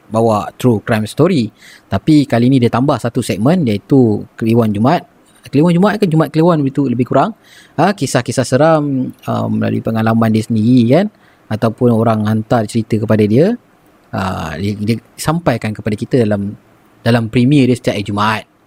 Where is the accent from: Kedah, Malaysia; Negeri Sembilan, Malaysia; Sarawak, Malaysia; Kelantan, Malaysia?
Negeri Sembilan, Malaysia; Aku ni berasal dari Negeri Sembilan.